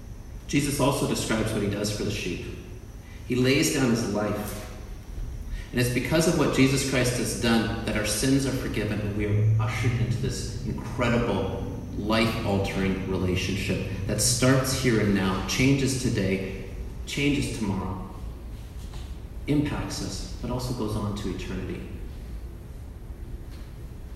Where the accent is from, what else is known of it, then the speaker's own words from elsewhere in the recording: Canada; I'm Canadian